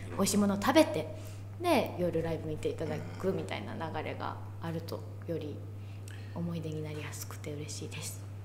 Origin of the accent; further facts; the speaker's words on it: Kurume, Fukuoka, Japan; moved away; also born or lived in Kansai; 自分の地元の福岡とか久留米